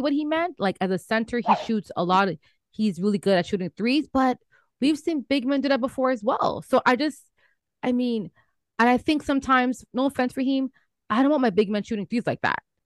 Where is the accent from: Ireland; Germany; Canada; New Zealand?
Canada; as a Canadian